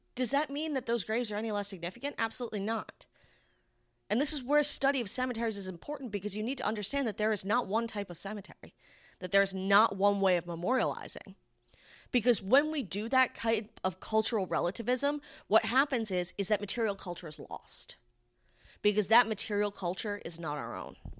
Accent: Rhode Island, United States; my home state

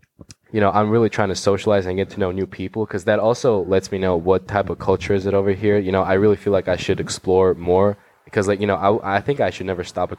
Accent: Georgia; moved away as an adult; now in Los Angeles, United States; I'm from Republic of Georgia. Not the state of Georgia. The country in Eastern Europe.

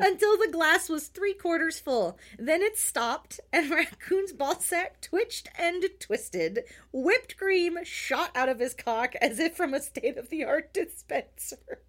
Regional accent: United States; as an American

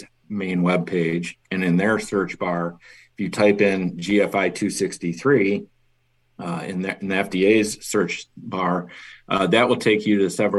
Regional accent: Chicago, Illinois, United States; also born or lived in Kansas; now in Schaumburg, United States; I am originally from Chicago

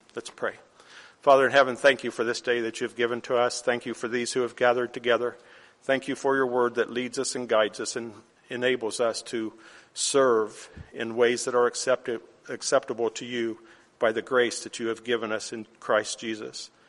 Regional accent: California, United States; Growing up in California

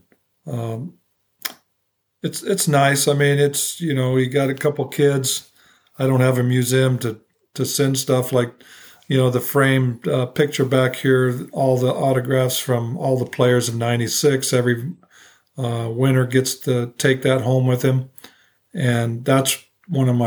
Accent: Phoenix, Arizona, United States; I came to Phoenix, obviously my hometown

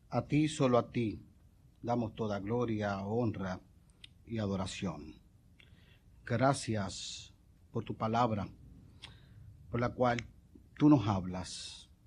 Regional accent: Puerto Rico; yo me crié en el residencial, yo eh, me crié en Virgilio Dávila, y en el edificio donde nosotros vivíamos, al frente no había otros edificios, había un parque de pelota

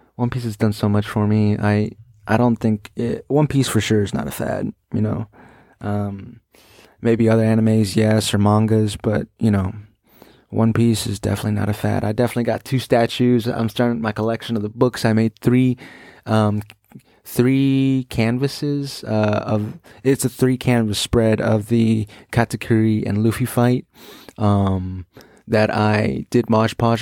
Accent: United States; I'm an American

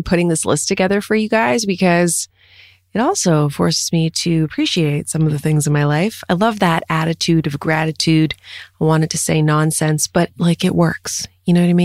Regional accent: Quebec, Canada; I'm from Quebec. We steam those burger buns.

